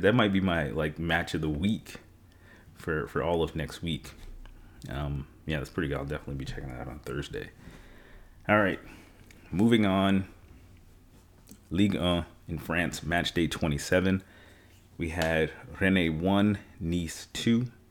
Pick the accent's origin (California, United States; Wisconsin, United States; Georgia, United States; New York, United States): New York, United States; I'm from New York